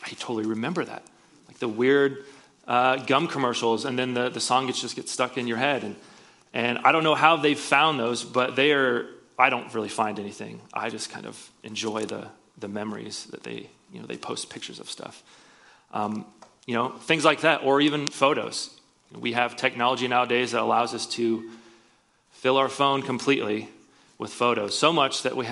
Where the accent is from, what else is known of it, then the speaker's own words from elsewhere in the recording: Iowa, United States; moved away; I'm from Iowa, so whenever I go back there, which is not often